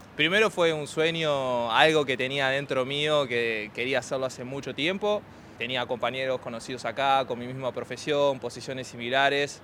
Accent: Argentina; now in Sydney, Australia; soy argentino a mucha honra

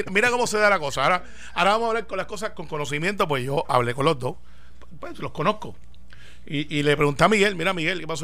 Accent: Guaynabo, Puerto Rico; yo soy de Santa Rosa

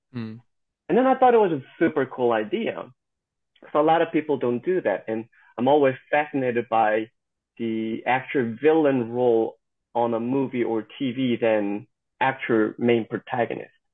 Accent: South Korea; moved away as an adult; also born or lived in Missouri, United States; now in Georgia, United States; I'm born and raised in South Korea and I moved to the United States when I was uh, 19 in American age

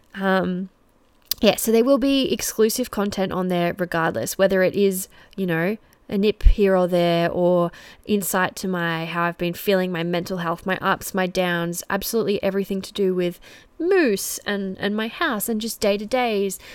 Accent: Geelong, Victoria, Australia; I'm from Melbourne. Well, I'm from Geelong, very, very close to Melbourne

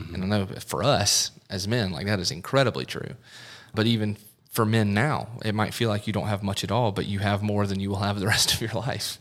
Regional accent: the Midlands of South Carolina, United States; also born or lived in Clemson, South Carolina; I grew up in the Midlands of South Carolina, moved up to Clemson

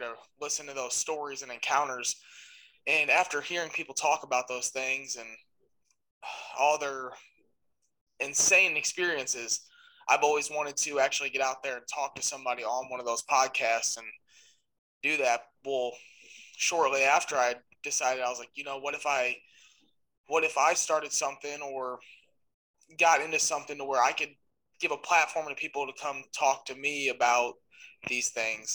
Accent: just south of St. Louis, Missouri, United States; I'm from St. Louis, just south of St. Louis, Missouri

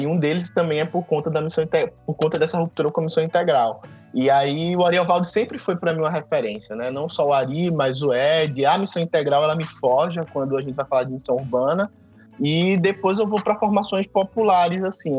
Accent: Recife, Pernambuco, Brazil; Primeiro eu sou pernambucano, o filho de uma pernambucana com carioca, mas nascido em, em Recife. E, é, e, nascido, como a gente fala aqui no Nordeste, nascido ou parido e criado na igreja

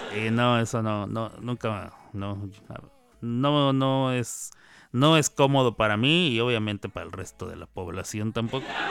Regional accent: Chihuahua, Mexico; En Chihuahua, donde yo nací, donde yo nací y ahí crecí de niño

